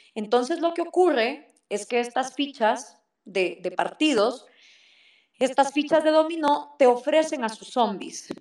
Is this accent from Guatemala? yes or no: yes; Guatemala